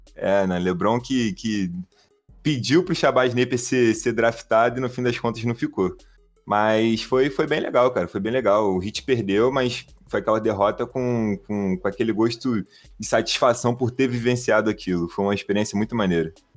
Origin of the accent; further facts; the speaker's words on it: Rio de Janeiro, Brazil; accent: carioca; a gente é aqui do Rio de Janeiro. É, eu sou aqui da área de Jacarepaguá